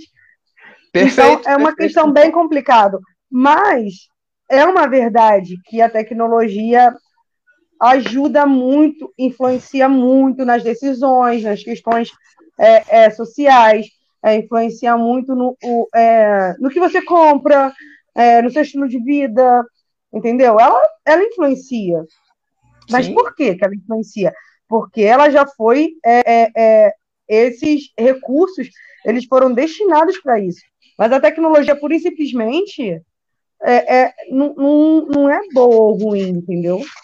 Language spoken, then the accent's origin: Portuguese; Rio de Janeiro, Brazil; eu sou do Rio